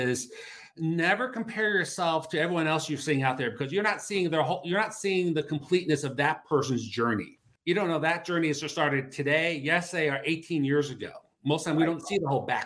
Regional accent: Cleveland, Ohio, United States; moved away as an adult; also born or lived in Denver; we came back here to Cleveland, which is my hometown

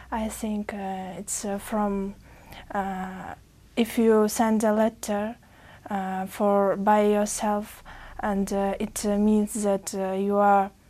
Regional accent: Uzbekistan; English is a second language; From Uzbekistan.

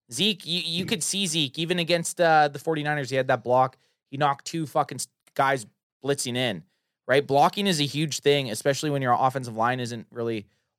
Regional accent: Canada; We're Canadians.

